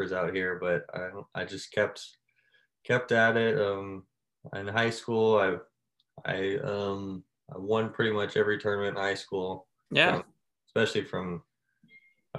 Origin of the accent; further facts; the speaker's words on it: Libby, Montana, United States; I'm from a small town up in Libby, Montana, like the northwest corner